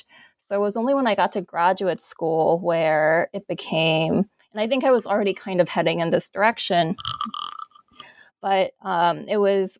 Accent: Alabama, United States; I grew up in Alabama, and I really wasn't that aware of what it meant to be Asian American

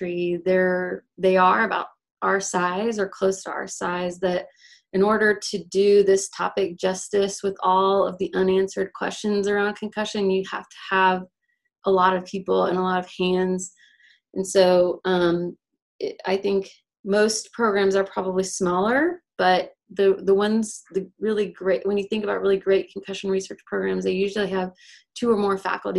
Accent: California, United States; moved away as an adult; also born or lived in Chapel Hill, North Carolina; now in Athens, Georgia, United States; I'm originally from California

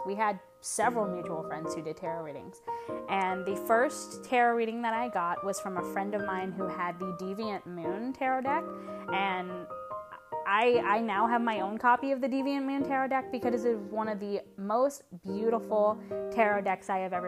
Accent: Louisiana, United States; I'm from Louisiana

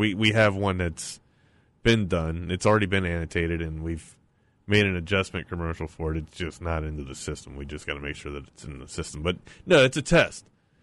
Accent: Maryland, United States; I'm from Maryland, too

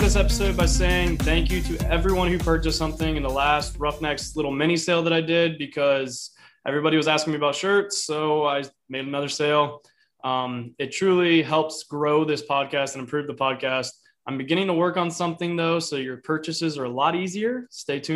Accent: Pataskala, Ohio, United States; I'm from Pataskala

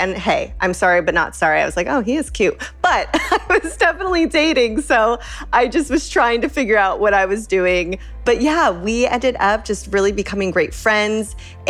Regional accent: Orlando, Florida, United States; I am 33 years old from Orlando, Florida

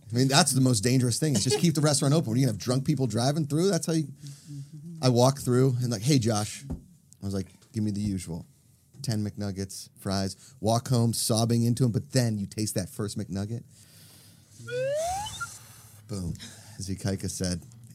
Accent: Pittsburgh, Pennsylvania, United States; now in Los Angeles, United States; In my hometown, in Pittsburgh, Pennsylvania, we had no restaurants in our town.

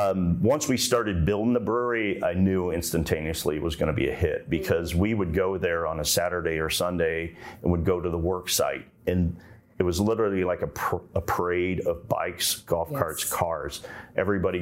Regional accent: Ohio, United States; now in Central Florida, United States; I grew up in Ohio. That's where I was born and raised, and kind of in a German area of Ohio

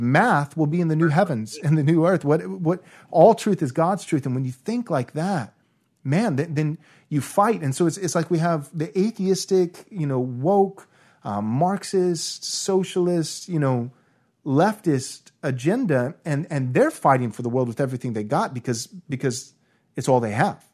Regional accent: United States; I was born in America and 1986. So, along with anybody else raised in a typical American church

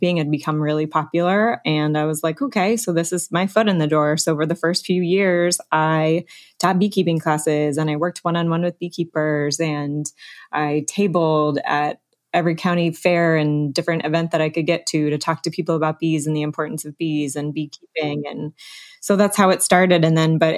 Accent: Alaska, United States; moved away; I grew up partly in Alaska

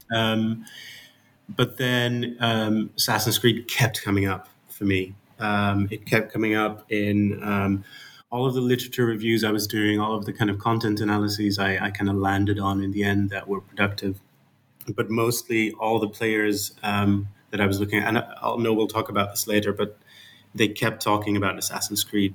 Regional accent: Netherlands; accent: Dutch; English is a second language; I'm Dutch, as you can hear from my um, my uh, my accent

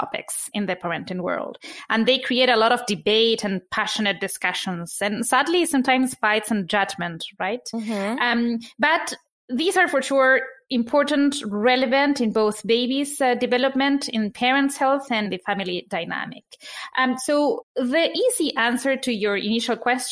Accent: Argentina; now in New York, United States; I am originally from Argentina. I live in New York.

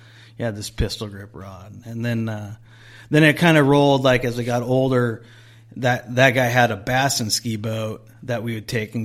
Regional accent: Huntington Beach, California, United States; Huntington Beach. So I'd fish like Huntington Central Park, or if I can make the truck, I'd go up to not that far, but to Mile Square Park.

